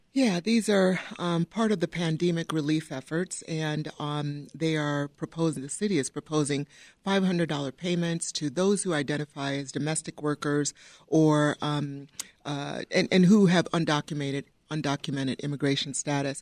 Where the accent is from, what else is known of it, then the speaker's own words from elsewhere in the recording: Downers Grove, Illinois, United States; I grew up in Downers Grove, went to Downers Grove South.